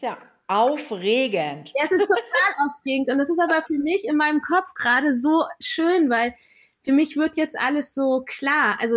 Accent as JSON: {"language": "German", "region": "Lower Saxony", "country": "Germany", "tie": "born there", "said": "Also ich bin in Deutschland geboren, in Niedersachsen. Da wachsen viele Knollengemüse."}